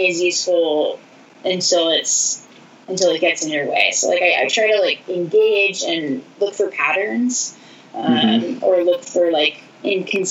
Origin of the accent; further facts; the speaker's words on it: Santa Cruz, California, United States; I played beach in high school, growing up in Santa Cruz